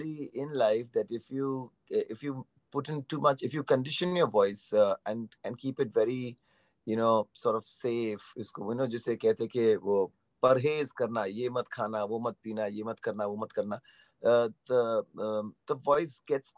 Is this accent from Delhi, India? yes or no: no; Mumbai, Maharashtra, India; growing up in Bandra, I was exposed to a lot of Western music